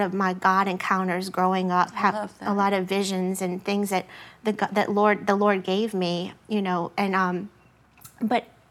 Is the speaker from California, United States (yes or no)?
no; LaPlace, Louisiana, United States; my hometown of La Place